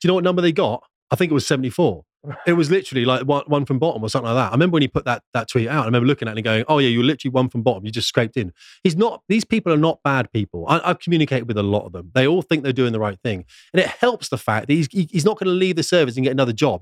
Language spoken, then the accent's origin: English; United Kingdom; a British man